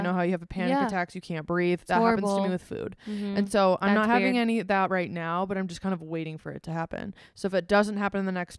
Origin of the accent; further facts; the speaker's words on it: Minnesota, United States; Well, I'm from Minnesota. We live in Minnesota.